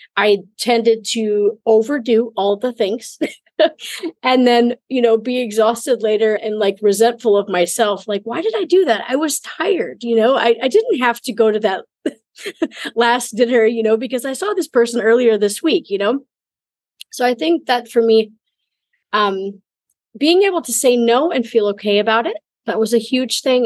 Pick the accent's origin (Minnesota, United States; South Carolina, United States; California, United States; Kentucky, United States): Minnesota, United States; moved away; also born or lived in Mexico / Italy / Germany / China; I'm originally from Minnesota in the United States